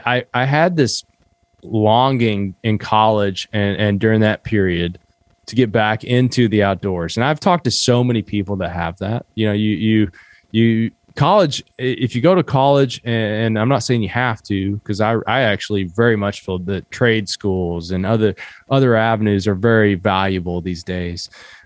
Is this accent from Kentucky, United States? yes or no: yes; Kentucky, United States; I grew up in Southeastern Kentucky, and most people, when I say that I'm from Appalachia, I've noticed this a lot lately.